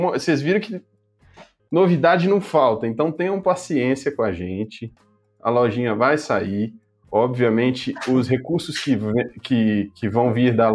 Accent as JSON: {"language": "Portuguese", "region": "Minas Gerais", "country": "Brazil", "said": "mineiro, né?"}